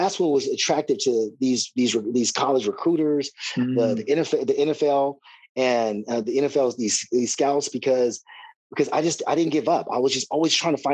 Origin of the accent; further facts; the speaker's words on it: Riverside, California, United States; my hometown, Riverside, California